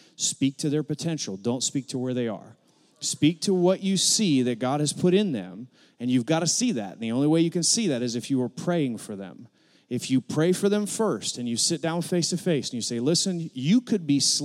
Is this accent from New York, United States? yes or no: no; Akron, Ohio, United States; moved away as an adult; now in Arkansas, United States; we're from Northeast Ohio. I was born in Akron, Ohio, same hospital LeBron James was born